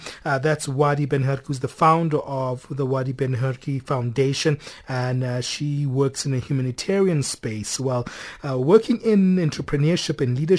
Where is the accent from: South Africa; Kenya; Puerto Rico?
South Africa; as a South African myself